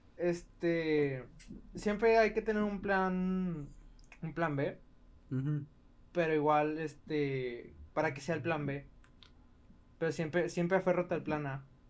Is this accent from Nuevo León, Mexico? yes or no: no; Ciudad Juárez, Chihuahua, Mexico; Soy de Ciudad Juárez.